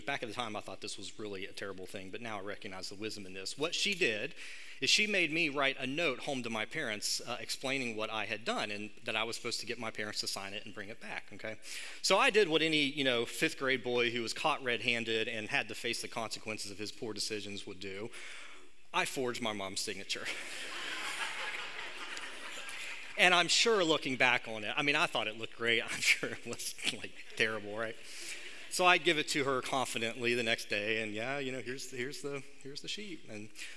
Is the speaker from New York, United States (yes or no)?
no; Hurricane, West Virginia, United States; moved away as an adult; now in Charleston, United States; even though I live in Charleston right now, I grew up here in Hurricane.